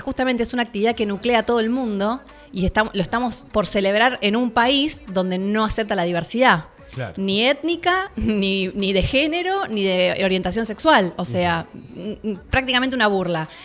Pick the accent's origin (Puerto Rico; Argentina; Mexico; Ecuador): Argentina; nosotros Argentina